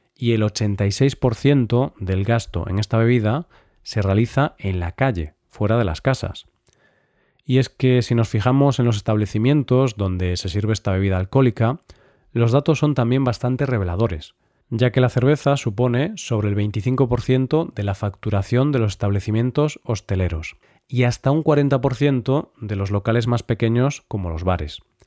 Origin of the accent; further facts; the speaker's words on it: Vigo, Galicia, Spain; mi ciudad natal, Vigo